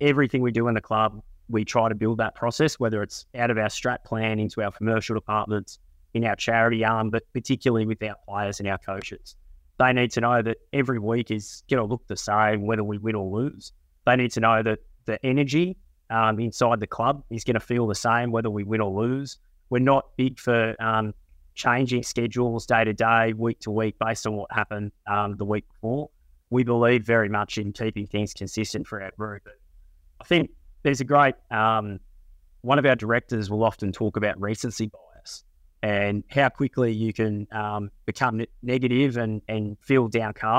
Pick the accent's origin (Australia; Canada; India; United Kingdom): Australia; Queensland; now in Sydney, Australia; I am a Queenslander working in Sydney's most famous club